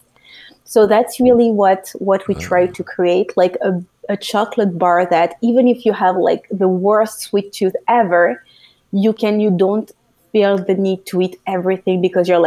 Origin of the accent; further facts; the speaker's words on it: France; moved away as an adult; now in United States; I was born and raised in France, so which is close to Belgium